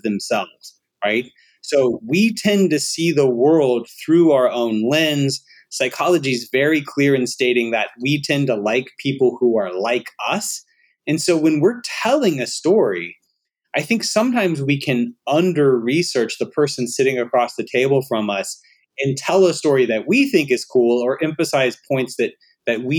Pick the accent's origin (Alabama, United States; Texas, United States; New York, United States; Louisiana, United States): Alabama, United States; I'm from Alabama